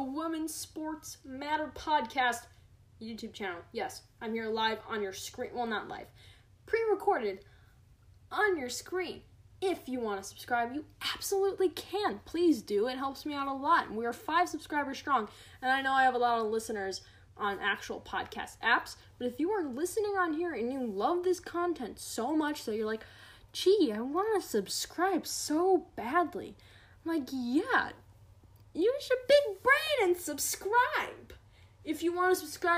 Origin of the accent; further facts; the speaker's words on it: United States; as an American